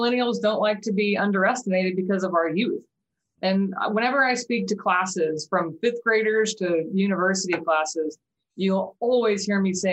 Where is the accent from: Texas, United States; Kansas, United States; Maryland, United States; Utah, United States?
Kansas, United States; Wichita; moved away as an adult; now in Norman, United States; I'm actually originally from Wichita, Kansas, born and raised.